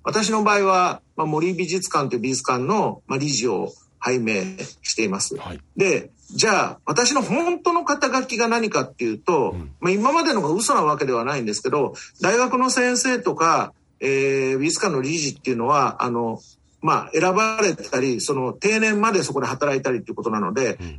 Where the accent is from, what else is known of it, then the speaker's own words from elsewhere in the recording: Tokyo, Japan; also born or lived in Chiba Prefecture; now in Chiba, Japan; 私は東京生まれ、東京育、育ちで、千葉県に住んでる